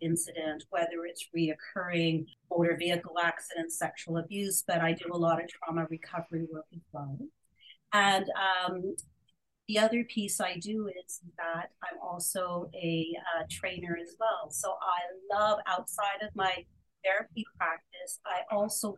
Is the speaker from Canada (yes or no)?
yes; Canada; also born or lived in India; I was born in India and not a choice of my own and neither my mom's choice either. We came to Canada when I turned 3 years old.